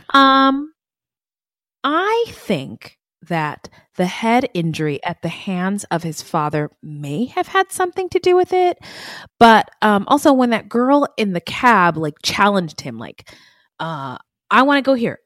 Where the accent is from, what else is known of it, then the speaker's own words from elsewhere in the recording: Arizona, United States; my home state